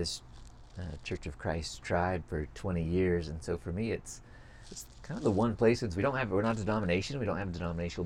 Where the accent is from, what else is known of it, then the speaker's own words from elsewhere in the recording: West Coast, United States; growing up on the West Coast